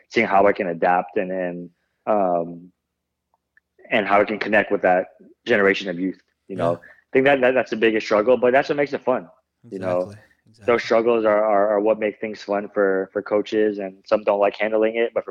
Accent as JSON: {"language": "English", "country": "Philippines", "said": "Yeah, you know, like with being Filipino, it's always a size"}